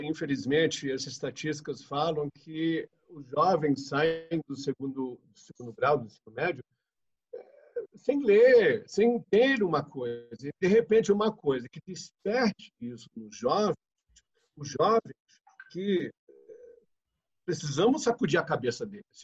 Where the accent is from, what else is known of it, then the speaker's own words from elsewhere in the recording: United States; now in Brazil; nasci nos Estados Unidos, mas moro no Brasil há 40 anos